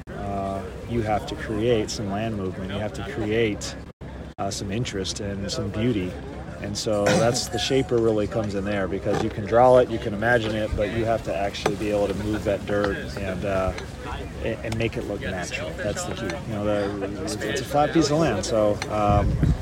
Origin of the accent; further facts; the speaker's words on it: Lancaster, Pennsylvania, United States; I grew up in the Philadelphia area